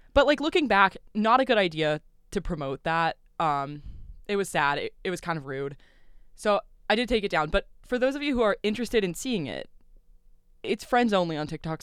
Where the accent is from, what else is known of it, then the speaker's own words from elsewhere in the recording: Louisville, Kentucky, United States; accent: southern twang; I am from Louisville, Kentucky